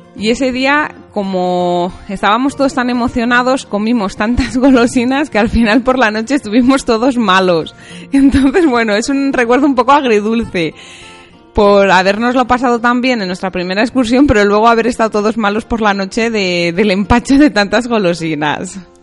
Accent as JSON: {"language": "Spanish", "town": "Valladolid", "region": "Castile and León", "country": "Spain", "tie": "born or raised there", "also_born_or_lived": "unnamed home village", "said": "Primero estuve en mi pueblo, en un pueblo parecido a Tremor, pequeñito, en el que éramos poquitos alumnos, pero luego, cuando tenía 7-8 años, me fui a vivir a Valladolid"}